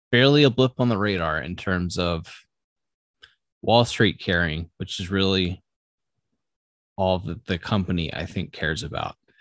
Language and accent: English; United States; as an American